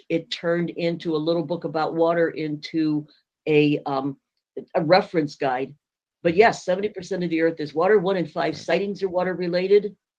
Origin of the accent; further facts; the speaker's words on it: Thatcher, Arizona, United States; also born or lived in St. Louis area, Missouri; now in St. Louis, United States; I grew up in Thatcher, Safford, Arizona area.